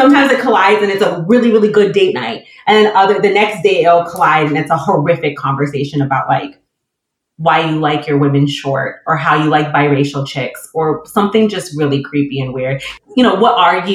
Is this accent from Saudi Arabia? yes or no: no; Michigan, United States; moved away as an adult; now in Inland Empire, California, United States; I'm from Michigan.